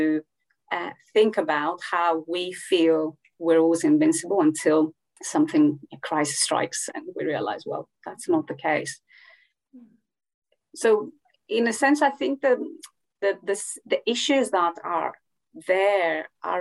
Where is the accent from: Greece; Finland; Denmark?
Greece; I come from Greece